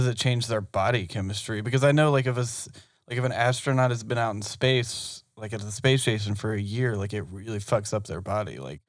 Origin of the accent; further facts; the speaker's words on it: Georgia, United States; we were raised in Georgia.